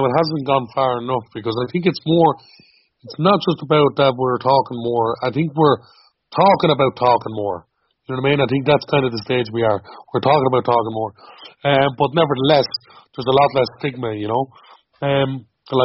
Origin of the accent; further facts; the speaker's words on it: Dublin, Leinster, Ireland; Well, I grew up in Coolock, North Dublin. I grew up most of my life in a camp, in a campsite. I suppose growing up being a traveller